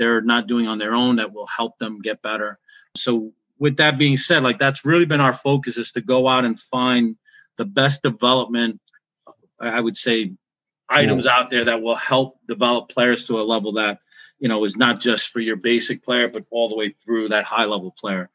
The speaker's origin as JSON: {"language": "English", "town": "New York City", "region": "New York", "country": "United States", "tie": "born or raised there", "said": "I grew up in Brooklyn, New York"}